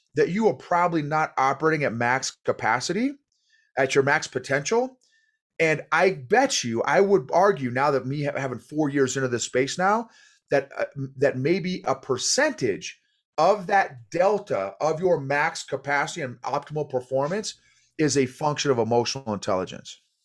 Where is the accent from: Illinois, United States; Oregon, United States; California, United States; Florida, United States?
Illinois, United States; moved away as an adult; also born or lived in Oklahoma / New York / Fort Bragg; I was born in Oklahoma, grew up in Illinois